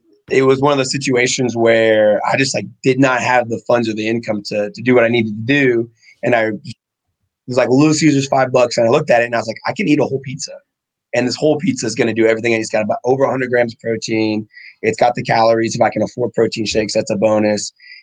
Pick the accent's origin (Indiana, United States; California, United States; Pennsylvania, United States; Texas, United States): Texas, United States; Gunner; also born or lived in Abilene, Texas; So I was an Air Force brat. I was born in Texas, actually born in Abilene. I was an Air Force brat until I was 13. Okay. And then we settled in a town called Gunner, Texas.